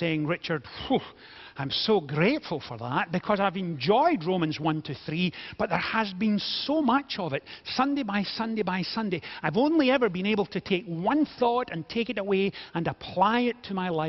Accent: Scotland, United Kingdom; being Scottish

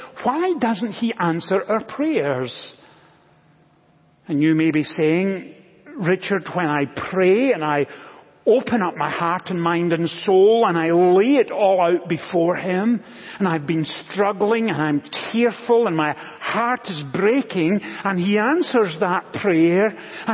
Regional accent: Scotland, United Kingdom; now in United States; When I was growing up in Scotland, I was one of five children.

